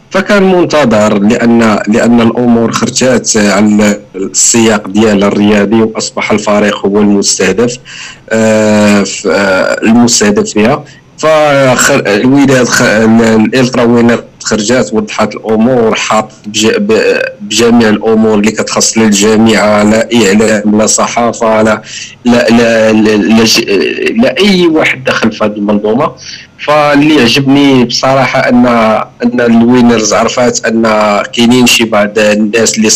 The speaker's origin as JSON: {"language": "Arabic", "town": "Casablanca", "region": "Casablanca-Settat", "country": "Morocco", "said": "كما كيديروا شي الترات عندنا في كازا"}